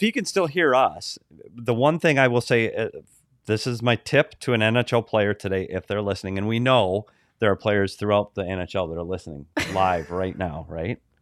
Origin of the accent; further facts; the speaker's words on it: United States; I'm an American